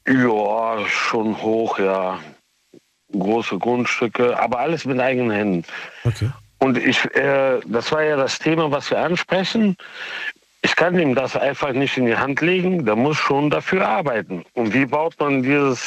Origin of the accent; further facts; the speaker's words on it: Moscow, Russia; now in Cologne, Germany; Ich bin äh, äh aus Moskau mit russischem äh, Migrationshintergrund